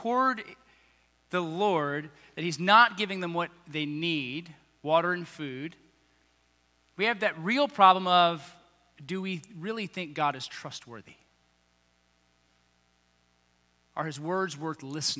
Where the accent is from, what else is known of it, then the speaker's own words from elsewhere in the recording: United States; I'm an American